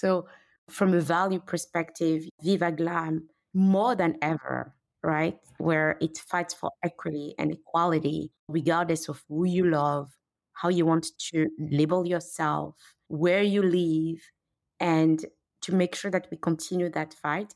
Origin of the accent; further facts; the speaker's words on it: Benin; moved away; also born or lived in Paris, France / London, United Kingdom / New York, United States / Canada; I grew up in Benin, Africa